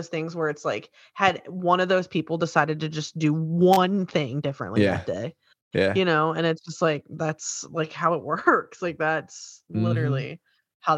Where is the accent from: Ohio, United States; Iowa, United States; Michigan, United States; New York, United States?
New York, United States; now in Virginia, United States; I'm born and raised in New York